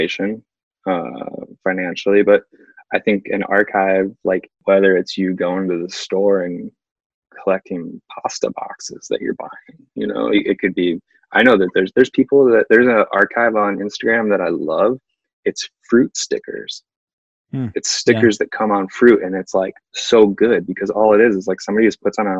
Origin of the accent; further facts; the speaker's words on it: East Coast, United States; growing up on the East Coast